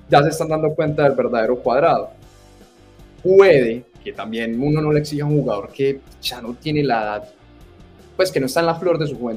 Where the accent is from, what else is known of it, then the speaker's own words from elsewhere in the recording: Colombia; Y algo que nosotros como colombianos, o por lo menos yo personalmente, no voy a meter todos los colombianos